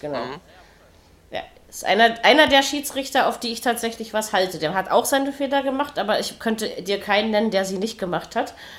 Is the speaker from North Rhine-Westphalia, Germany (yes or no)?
no; Berlin, Germany; Berliner bin ich und ich bin auch Ossi